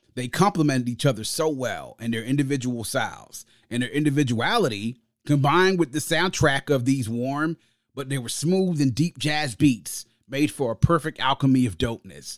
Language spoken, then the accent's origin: English; United States; my hometown and home area, the D M V